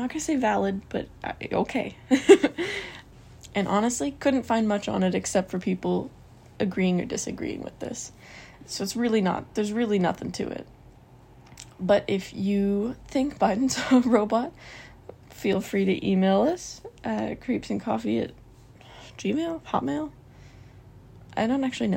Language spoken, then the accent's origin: English; Canada; because I'm Canadian